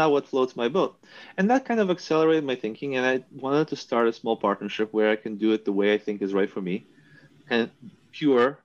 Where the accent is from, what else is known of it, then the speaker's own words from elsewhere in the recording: New York, United States; also born or lived in Soviet Union; I was growing up in New York